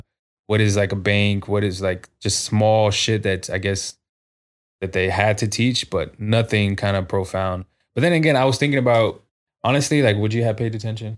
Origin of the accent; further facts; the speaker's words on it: San Antonio, Texas, United States; I think just being on the South Side and fucking growing up on the South Side can kind of fuck you up sometimes, like, especially growing up.